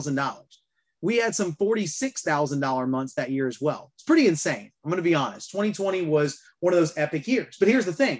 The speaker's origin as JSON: {"language": "English", "region": "Alabama", "country": "United States", "said": "I'm from Alabama."}